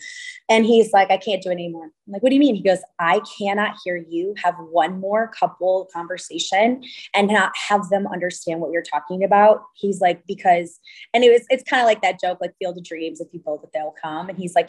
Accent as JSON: {"language": "English", "region": "California", "country": "United States", "said": "And here I am coming from California, primarily based in, you know, a very light, bright, airy Santa Barbara."}